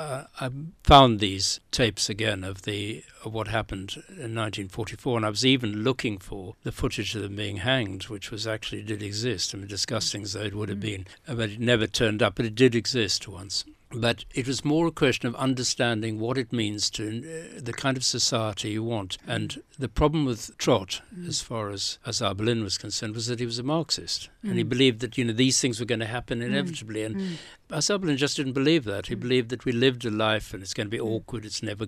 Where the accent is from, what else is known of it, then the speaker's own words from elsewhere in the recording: South Africa; when I came from South Africa, I didn't really, in South Africa, the alternatives were to be part of the ANC